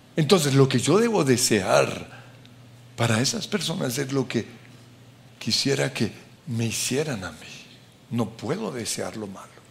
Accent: Colombia; como colombianos

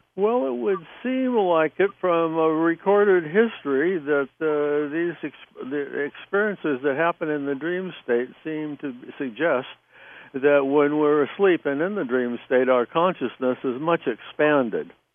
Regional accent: Southern California, United States; moved away as an adult; also born or lived in New Jersey; I was from Southern California

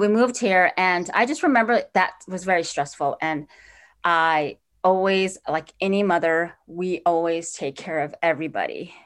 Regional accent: Four Corners area, northern New Mexico, United States; also born or lived in Navajo Nation; now in Minneapolis, United States; I grew up in northern New Mexico in the Four Corners area

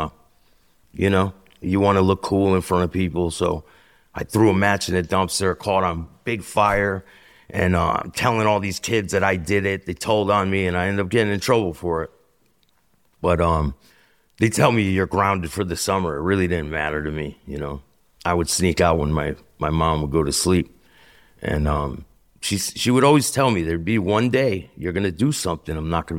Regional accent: Bristol, Connecticut, United States; So I'm from Bristol, Connecticut.

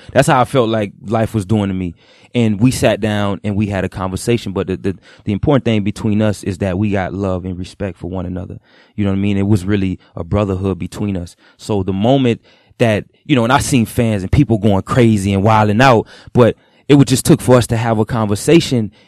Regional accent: Broward County, Florida, United States; I'm from Broward. I grew up in Broward County, Florida

